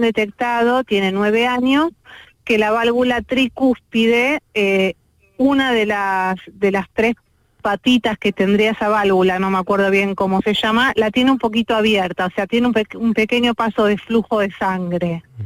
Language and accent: Spanish; Argentina; moved away as an adult; now in Málaga, Spain; nosotros somos de Argentina, hace dos años que estamos viviendo aquí